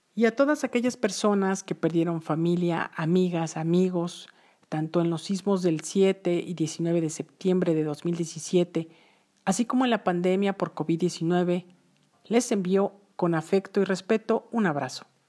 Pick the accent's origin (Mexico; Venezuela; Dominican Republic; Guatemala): Mexico; somos mexicanos